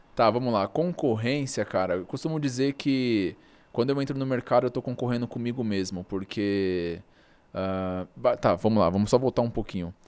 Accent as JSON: {"language": "Portuguese", "country": "Brazil", "said": "eu sou brasileiro"}